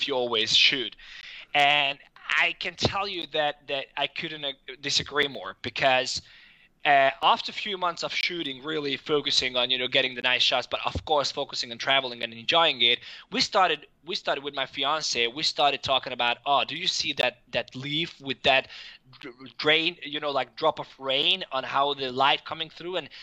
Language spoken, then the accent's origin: English; Hungary; moved away as an adult; also born or lived in Denmark; I'm from Hungary originally, and after finishing high school, I went to university in Denmark